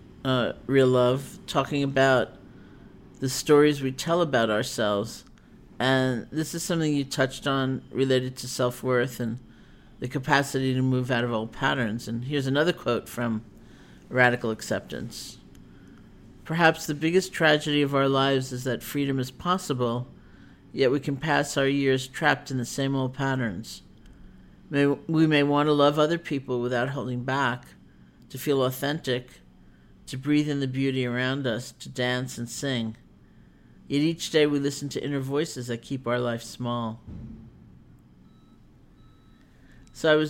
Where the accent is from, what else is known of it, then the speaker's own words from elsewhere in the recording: New York, United States; moved away; also born or lived in New England; I'm a New Yorker